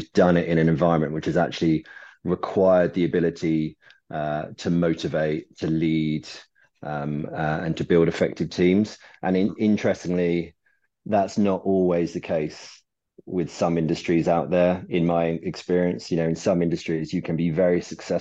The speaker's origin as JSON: {"language": "English", "area": "Devon", "region": "South West England", "country": "United Kingdom", "tie": "born or raised there", "also_born_or_lived": "Surrey", "moved": "as an adult", "lives_now": "London, United Kingdom", "said": "Then my parents moved over to Devon, so I kind of grew up in the country from ages seven through to 18"}